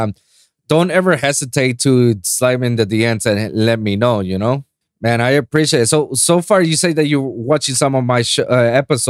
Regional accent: Puerto Rico; English is a second language; now in South Florida, United States; here in South Florida or in my hometown in Puerto Rico

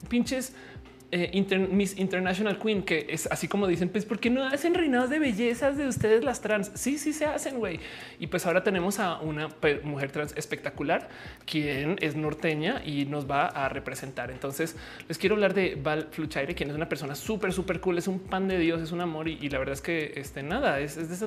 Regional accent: Argentina; Este eh, soy de Argentina.

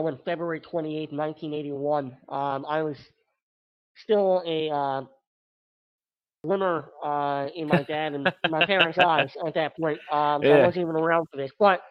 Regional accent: Maryland, United States; And I grew up in Maryland

